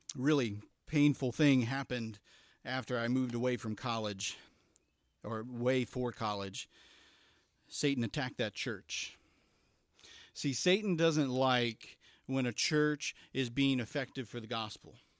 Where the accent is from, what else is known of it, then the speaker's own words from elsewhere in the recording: Elizabethtown, Kentucky, United States; I grew up in Elizabethtown, Kentucky, um, not to be confused with Elizabethtown, P A, right